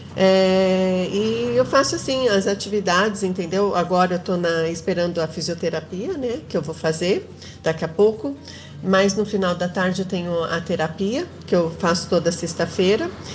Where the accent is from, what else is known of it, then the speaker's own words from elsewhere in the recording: São Paulo, Brazil; Eu também sou aqui de São Paulo, sou da zona leste da capital